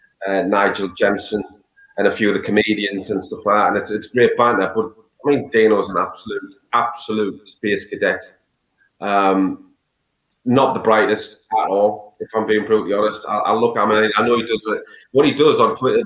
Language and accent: English; Sunderland, North East England, United Kingdom; I am from Sunderland, and I do believe that you should support your hometown team, and I do.